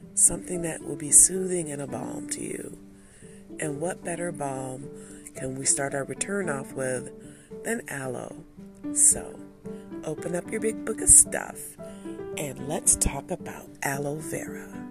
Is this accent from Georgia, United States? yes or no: no; Detroit, Michigan, United States; I'm from Detroit.